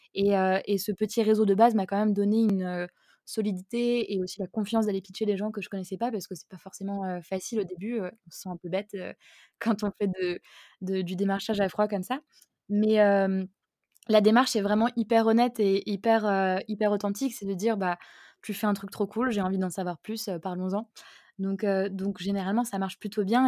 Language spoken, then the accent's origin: French; Alsace, Grand Est, France; je suis alsacienne